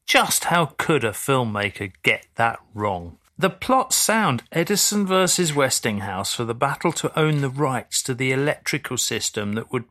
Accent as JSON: {"language": "English", "region": "London", "country": "United Kingdom", "said": "as a Londoner"}